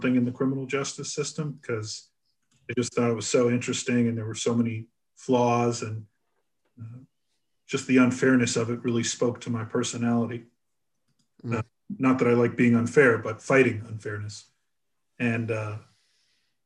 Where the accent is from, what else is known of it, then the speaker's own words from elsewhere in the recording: Newton, Massachusetts, United States; also born or lived in Boston; I'm originally from Boston and grew up in Newton, Massachusetts.